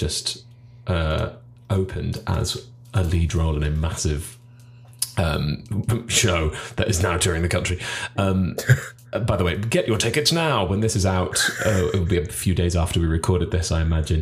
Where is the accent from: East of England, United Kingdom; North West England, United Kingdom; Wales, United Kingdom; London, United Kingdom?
Wales, United Kingdom; Cardiff; I am from Cardiff.